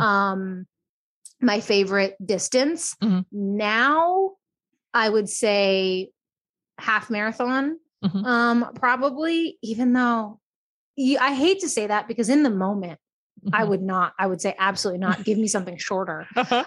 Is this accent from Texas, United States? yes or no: yes; Texas, United States; moved away as an adult; also born or lived in Baltimore, Maryland; now in Portland, United States; I'm originally from Texas